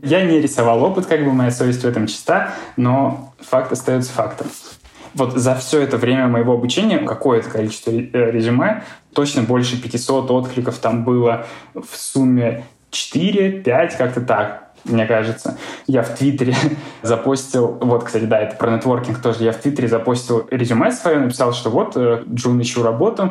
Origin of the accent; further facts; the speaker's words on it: Voronezh, Voronezh Oblast, Russia; moved away; И еще я из Воронежа. У нас в Воронеже такой